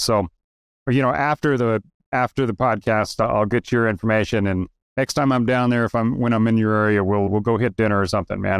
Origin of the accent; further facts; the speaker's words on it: Idaho, United States; also born or lived in Vermont / Las Vegas / San Diego / Kentucky; now in Utah, United States; I'm in Utah. I was born and raised in Idaho.